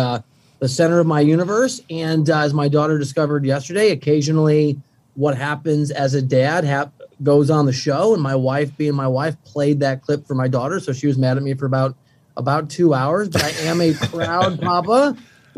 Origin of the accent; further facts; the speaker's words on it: Iowa, United States; moved away as an adult; now in Manhattan Beach, United States; I'm from Iowa, right? I'm from Iowa. I didn't see the ocean until I was 20.